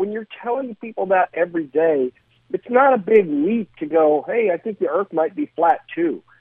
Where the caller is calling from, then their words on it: Studio City, California, United States; I am not calling you from Emeryville. I'm calling you from Studio City.